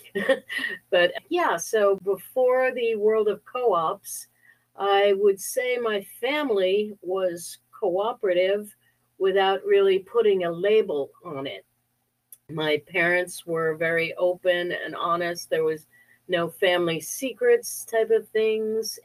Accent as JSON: {"language": "English", "region": "Connecticut", "country": "United States", "tie": "born or raised there", "said": "I grew up in Connecticut, a very small, wealthy town in Connecticut"}